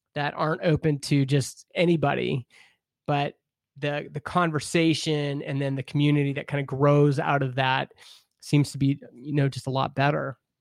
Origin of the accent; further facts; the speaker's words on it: Canada; I grew up in Canada, we have C B C, which is our public radio